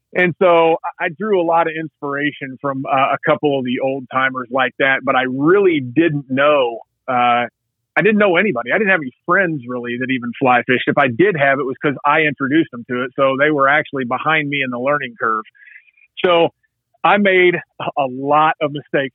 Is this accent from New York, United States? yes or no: no; Southern Indiana, United States; I hail from Southern Indiana